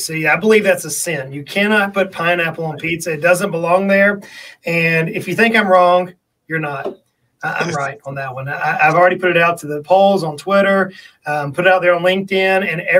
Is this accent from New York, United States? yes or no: no; South Georgia, United States; moved away as an adult; now in East Tennessee, United States; I grew up in South Georgia, as you mentioned in the introduction, where alligators are everywhere.